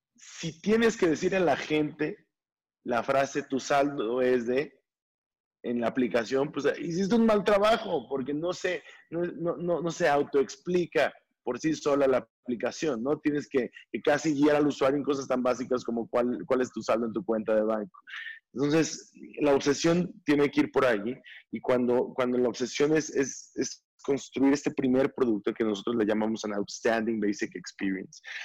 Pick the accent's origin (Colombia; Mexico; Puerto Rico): Mexico; nosotros como mexicanos